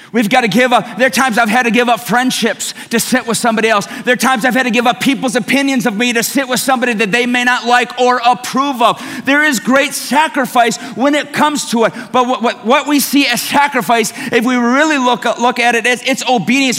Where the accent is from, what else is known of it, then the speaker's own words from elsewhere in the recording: Detroit, Michigan, United States; I'm from Detroit